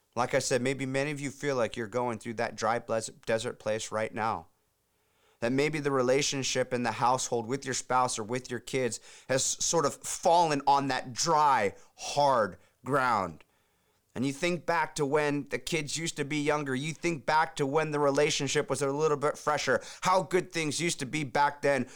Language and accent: English; Huntington Beach, California, United States; my hometown, Huntington Beach, California